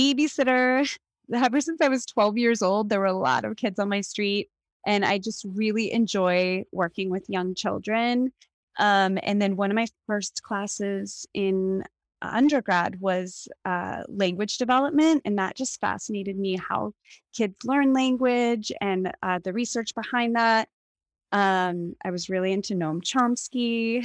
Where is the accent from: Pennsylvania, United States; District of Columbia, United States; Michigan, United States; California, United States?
Pennsylvania, United States; Pittsburgh; moved away as an adult; also born or lived in Evanston, Illinois / New York City / Los Angeles; now in Port Moody, Canada; I grew up in Pittsburgh, Pennsylvania